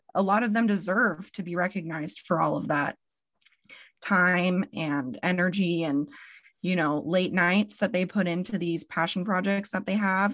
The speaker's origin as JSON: {"language": "English", "town": "Spokane", "region": "Washington", "country": "United States"}